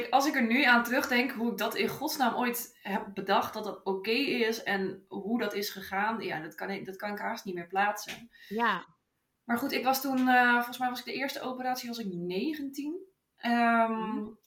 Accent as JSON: {"language": "Dutch", "region": "Utrecht", "country": "Netherlands", "said": "Ik ben 32 jaar oud en ik kom uit Utrecht."}